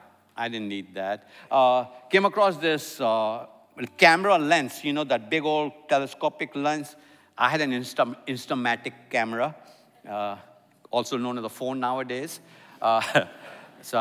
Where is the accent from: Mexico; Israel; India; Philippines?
India; now in Atlanta, United States; I'm an Indian